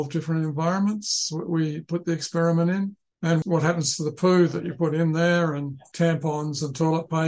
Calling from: Tasmania, Australia; I'm calling in from the University of Tasmania and uh, I'm in Palawa country.

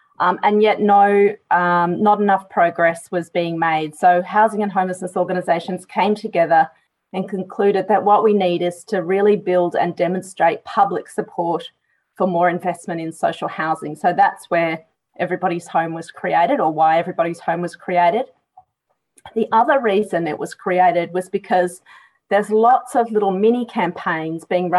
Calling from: Victoria, Australia; I'd like to acknowledge that I'm joining from Wurundjeri country and pay respect to elders past and present.

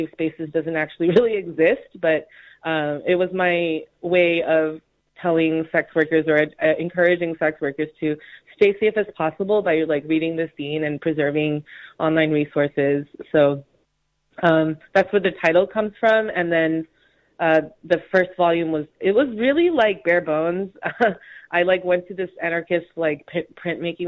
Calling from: Honolulu, Hawaii, United States; also born or lived in New York City; I'm calling in from Honolulu, Hawaii, specifically the island of Oahu

